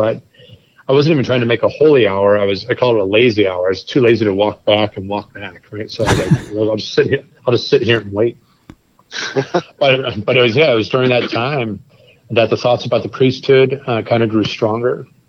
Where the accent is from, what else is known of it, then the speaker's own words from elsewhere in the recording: St. Louis, Missouri, United States; I grew up here in St. Louis. I'm the youngest of five kids. We were Sunday churchgoers, Catholic by identity, and Catholic grade school.